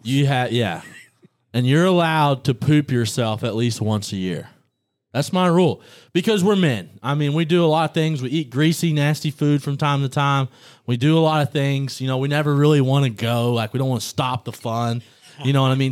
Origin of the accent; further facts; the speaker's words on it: Pineville, Missouri, United States; moved away; also born or lived in Little Rock, Arkansas; I'm from Pineville, Missouri, by way of Little Rock, Arkansas.